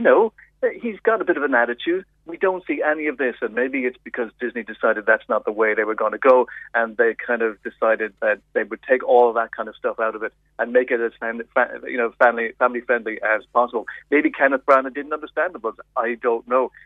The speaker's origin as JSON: {"language": "English", "country": "Ireland", "said": "as an Irish person"}